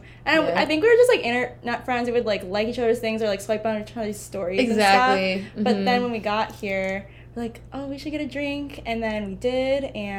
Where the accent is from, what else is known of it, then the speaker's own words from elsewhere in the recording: Chicago suburbs, Illinois, United States; moved away as an adult; also born or lived in Iowa City, Iowa; now in Pacific Northwest, United States; I was in Iowa City for like a year and a half, going to school at University of Iowa, and then I grew up in Chicago suburbs.